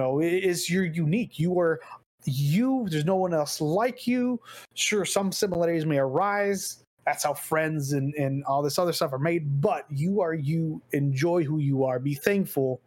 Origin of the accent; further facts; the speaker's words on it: Texas, United States; also born or lived in Wisconsin; as a Texan